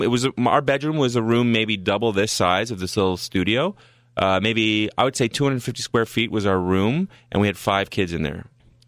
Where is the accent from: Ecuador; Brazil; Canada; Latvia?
Canada; Ottawa, Ontario; also born or lived in Saskatchewan; I'm from Ottawa.